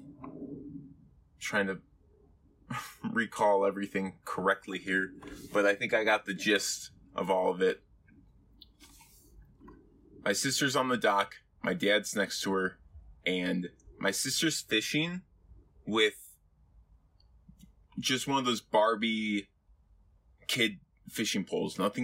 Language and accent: English; Illinois, United States; moved away as an adult; now in Dallas, United States; my hometown in Illinois